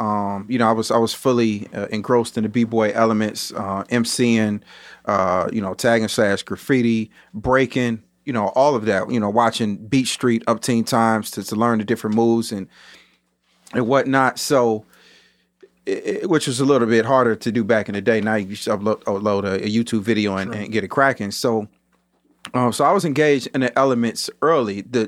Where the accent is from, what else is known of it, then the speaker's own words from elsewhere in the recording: Chicago, Illinois, United States; So I was born and raised in the Inglewood part of Chicago.